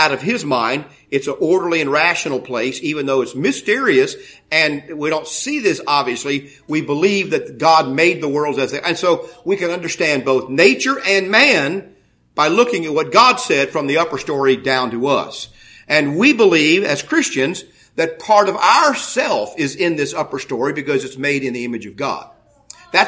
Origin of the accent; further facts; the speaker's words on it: United States; I'm born in the United States in the middle of the 20th century, 1952. I was born. I live in that time. I'm an American and educated in that culture.